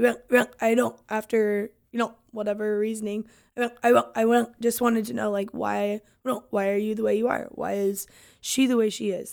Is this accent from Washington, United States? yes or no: yes; Longview, Washington, United States; we're born and raised in Longview.